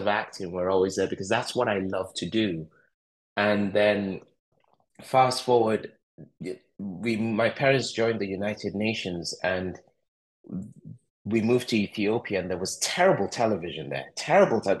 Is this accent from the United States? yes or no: no; Lagos, Nigeria; also born or lived in Eastern Nigeria; I grew up in Lagos, Nigeria